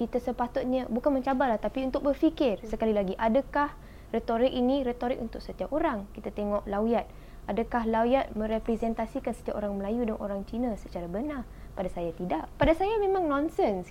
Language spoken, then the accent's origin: Malay; Malaysia; Kita sebagai rakyat Malaysia